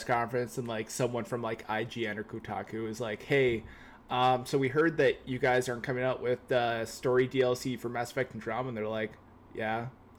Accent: Canada; I'm Canadian

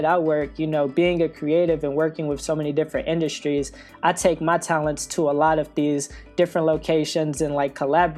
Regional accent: Detroit, Michigan, United States; moved away as an adult; also born or lived in New York; I'm originally from Detroit, Michigan, but I lived in New York for I guess like the past 3 years.

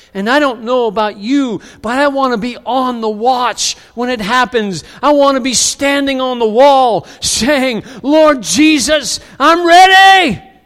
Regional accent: United States; many of us in the U S A who identify as Christians

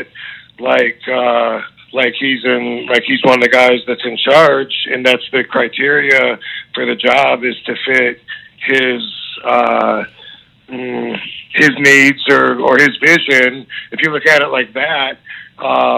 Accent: Battle Creek, Michigan, United States; I had my hometown in Battle Creek, Michigan

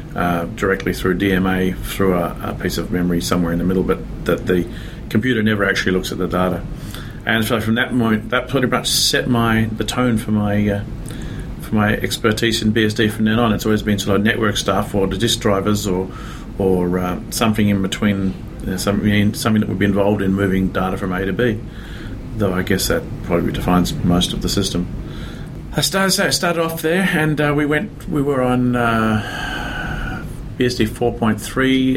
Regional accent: Australia; accent: Australian; moved away as an adult; now in San Francisco Bay Area, United States; I'm originally from Australia. Um, now here in uh, San Francisco Bay Area for 17 years, so I'm a bit mixed up as to where I belong

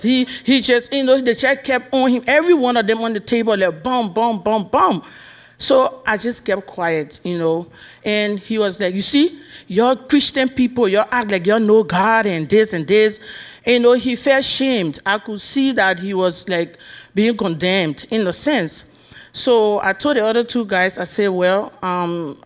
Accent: Liberia; moved away; I'm from Liberia. That's why you hear the accent.

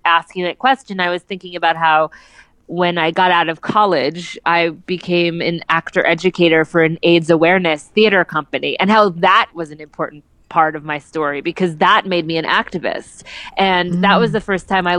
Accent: New Jersey, United States; now in New York, United States; I grew up in New Jersey, and so I have bowling in my blood

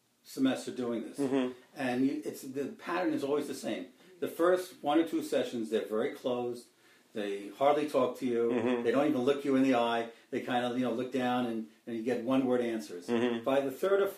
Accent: New York City, New York, United States; moved away as an adult; also born or lived in Nassau County, New York; now in Montgomery County, United States; I grew up in Queens in New York

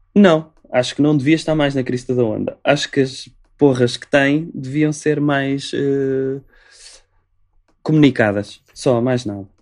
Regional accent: Portugal; Eu sou português

